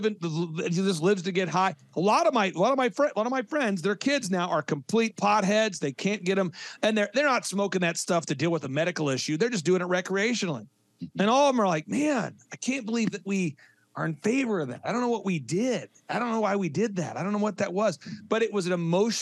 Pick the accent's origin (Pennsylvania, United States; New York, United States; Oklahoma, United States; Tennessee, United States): Oklahoma, United States; I grew up in Oklahoma, I was born in Oklahoma, born 1980